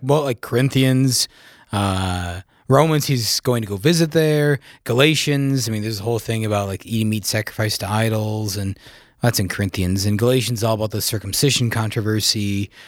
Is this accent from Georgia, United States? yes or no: no; South Dakota, United States; I'm born and raised in South Dakota